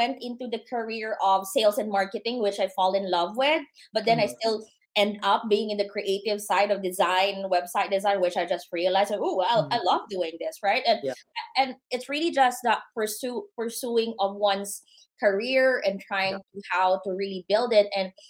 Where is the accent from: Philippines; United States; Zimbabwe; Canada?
Philippines; And for us, right, being Filipino